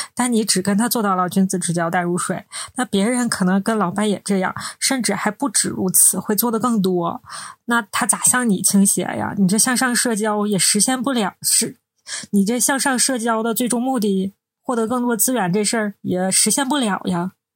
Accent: Northeast China, China; 我们是三个来自东北的ladies

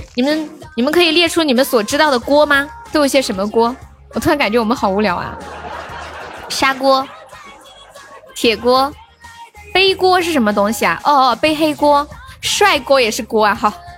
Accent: Sichuan, China; accent: Sichuan dialect; also born or lived in Shenzhen; 作为一个四川人

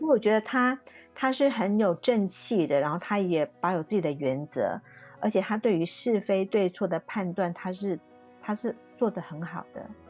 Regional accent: Taiwan; 我是台湾的

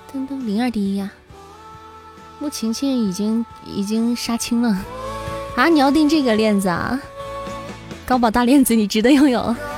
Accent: Xi'an, Shaanxi, China; 我是西安的

